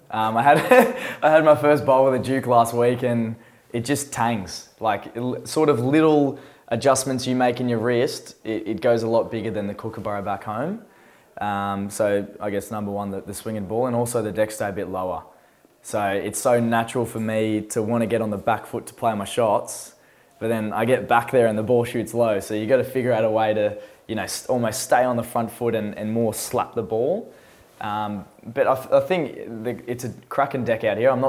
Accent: Australia; now in United Kingdom; even for an Australian, uh, as an Australian, I think I'm average.

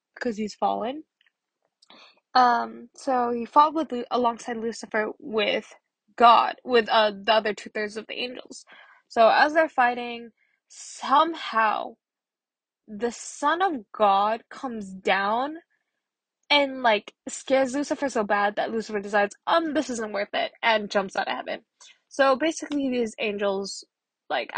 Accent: Philippines; I'm Filipino

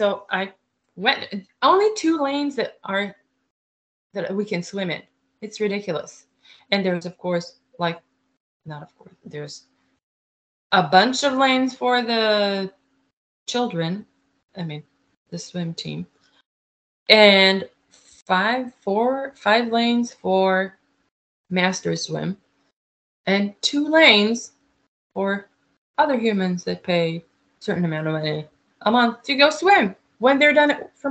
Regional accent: Israel; English is a second language; also born or lived in Fort Wayne, Indiana; now in United States; originally I'm from Israel

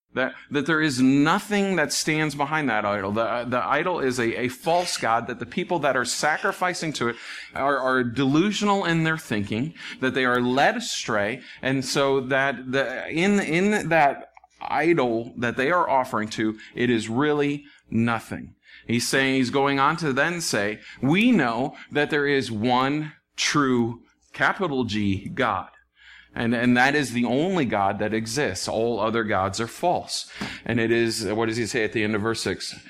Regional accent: United States; as American Christians

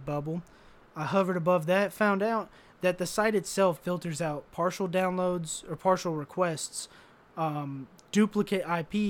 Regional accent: United States; I'm an American

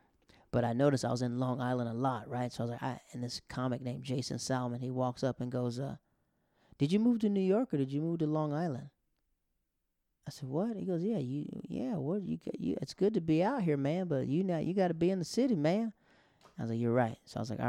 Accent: Netherlands; moved away; also born or lived in Japan; growing up in the Netherlands and growing up in Japan

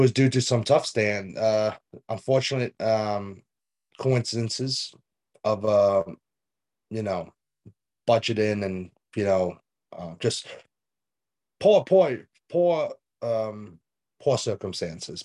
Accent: United States; as an American

